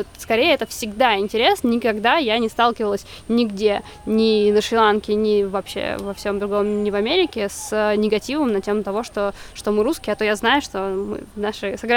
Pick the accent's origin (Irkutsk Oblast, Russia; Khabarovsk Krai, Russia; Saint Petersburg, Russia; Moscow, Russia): Moscow, Russia; вот я из Москвы, я не родилась в Москве